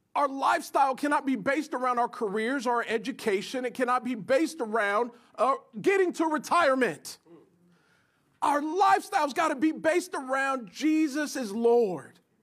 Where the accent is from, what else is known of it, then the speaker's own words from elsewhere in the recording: United States; as Americans, if we, if we grew up in the West in particular